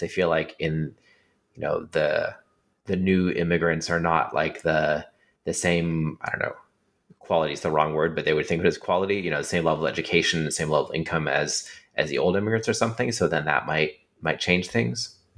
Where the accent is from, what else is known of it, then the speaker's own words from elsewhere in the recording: California, United States; I grew up in California